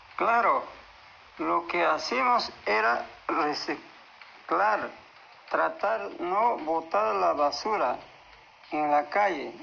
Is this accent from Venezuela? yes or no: no; Coracora, Ayacucho, Peru; now in Lima, Peru; Provengo del departamento de Acucho, del distrito de Coracora, provincia de Parinacochas